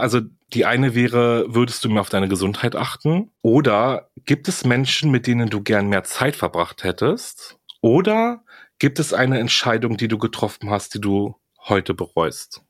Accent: Greece; das sage ich halt als Grieche

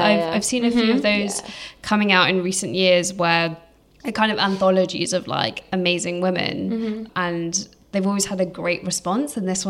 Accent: United Kingdom; being British, Asian, and being born here and growing up here.

